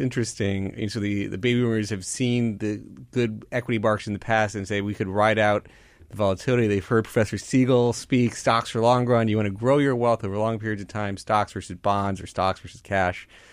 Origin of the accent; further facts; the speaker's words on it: Florida, United States; moved away; I grew up down in Florida